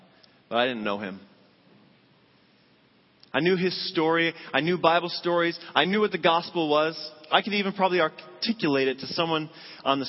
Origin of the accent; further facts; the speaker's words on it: Massachusetts, United States; I grew up in Massachusetts